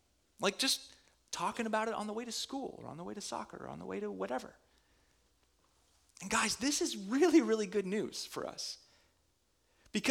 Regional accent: Minnesota, United States; I'm from Minnesota.

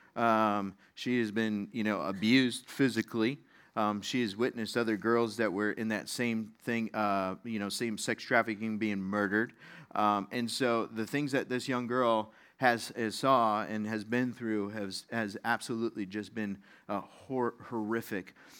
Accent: Las Vegas, Nevada, United States; moved away; I grew up in Las Vegas

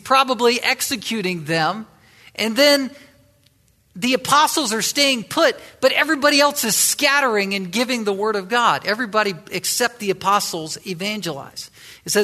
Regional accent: Virginia, United States; the western side of Virginia, my home state

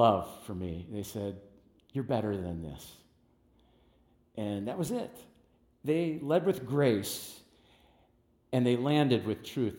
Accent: United States; I grew up in West Dallas

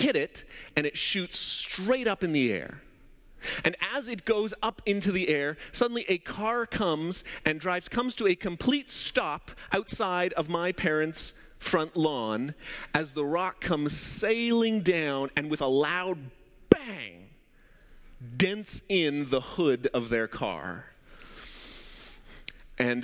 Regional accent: Abbotsford, British Columbia, Canada; also born or lived in Surrey, British Columbia; When I was around 10 years old, my parents had just moved to Surrey. We moved from Abbotsford to Surrey

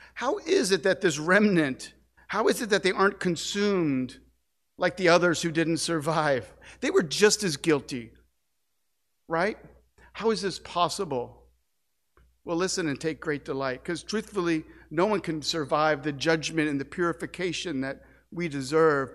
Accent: St. Louis, Missouri, United States; moved away; my hometown of Saint Louis

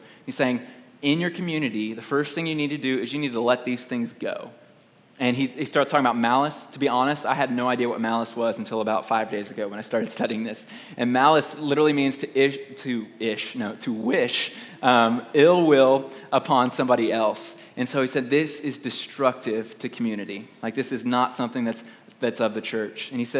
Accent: Houston, Texas, United States; Like, I grew up in Houston, Texas, and I love Mexican food.

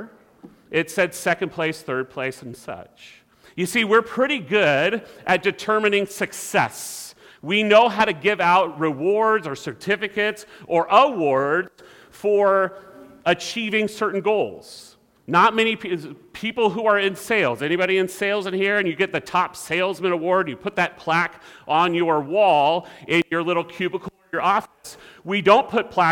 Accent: California, United States; growing up in California

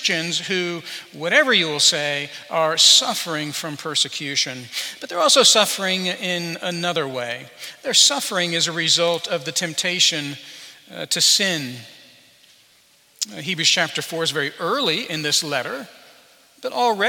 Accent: Albuquerque, New Mexico, United States; moved away; Some of you know that I grew up in Albuquerque, New Mexico. Well, part of my life was in Albuquerque, New Mexico

